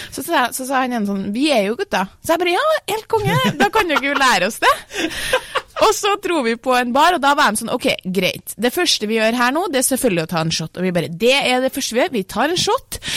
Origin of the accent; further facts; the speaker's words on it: Trøndelag, Norway; Jeg er jo trønder